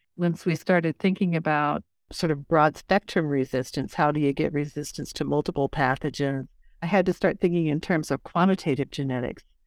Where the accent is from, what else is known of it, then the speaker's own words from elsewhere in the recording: Lincoln, Nebraska, United States; moved away as an adult; also born or lived in Britain; I'm a kid from Nebraska, born and raised in Lincoln